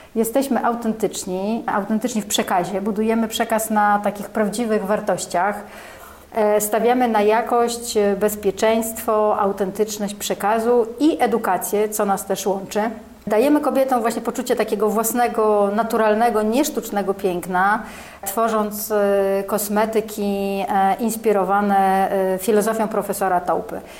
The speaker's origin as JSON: {"language": "Polish", "town": "Warsaw", "region": "Masovian Voivodeship", "country": "Poland", "tie": "born or raised there", "said": "Ja jestem warszawianką, e, tak. jestem, ale czuję się z krwi kości, e, tak. Tu się, w Warszawie się urodziłam"}